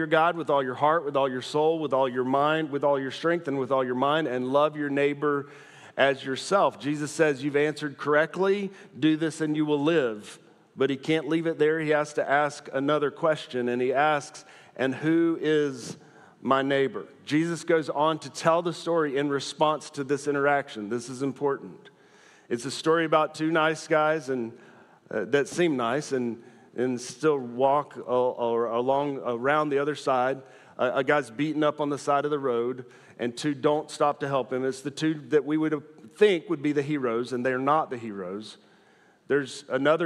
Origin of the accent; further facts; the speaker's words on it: the South, United States; I'm from the South